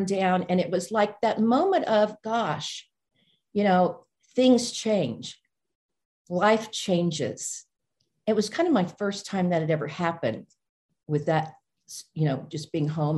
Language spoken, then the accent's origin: English; Orange, Texas, United States; also born or lived in Monroe, Louisiana / Austin, Texas; I was born in Monroe, Louisiana. And when I was 6 years old, we moved to Orange, Texas, which is East Texas, right in the Louisiana border. So I grew up there